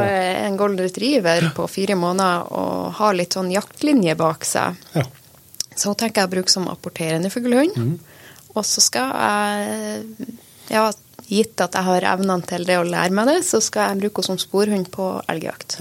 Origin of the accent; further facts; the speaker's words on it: Saltdalen, Nordland, Norway; det er jo der jeg vokste opp